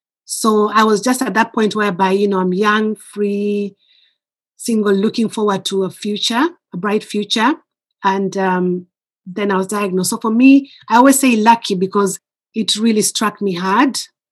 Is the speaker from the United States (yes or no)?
no; Kenya; moved away as an adult; now in United Kingdom